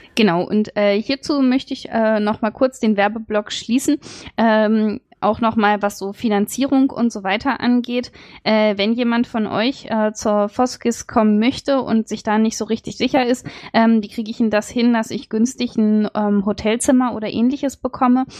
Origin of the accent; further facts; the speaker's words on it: Dresden, Saxony, Germany; ich komme auch aus Dresden